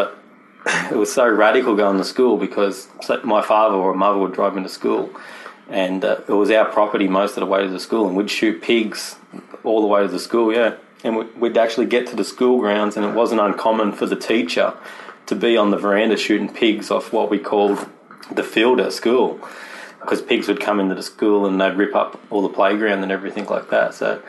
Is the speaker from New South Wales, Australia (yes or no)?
yes; New South Wales, Australia; also born or lived in Newcastle, Australia; I was born in Newcastle, where we're shooting this podcast from now, which is, as you've seen already, it's a beautiful little coastal town. Mm-hmm. But we moved around a lot, mostly New South Wales